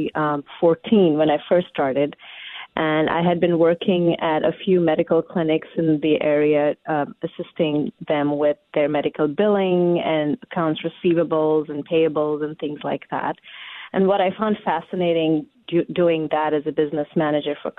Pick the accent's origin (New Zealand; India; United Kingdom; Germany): India; now in Washington, United States; I am from India